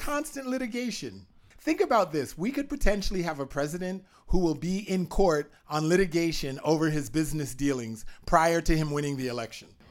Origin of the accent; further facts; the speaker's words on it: Canada; I'm a Canadian